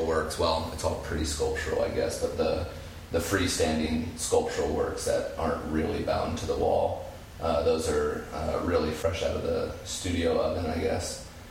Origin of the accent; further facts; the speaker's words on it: Springfield, Illinois, United States; I have lived the entirety of my life in central Illinois. I grew up in Springfield.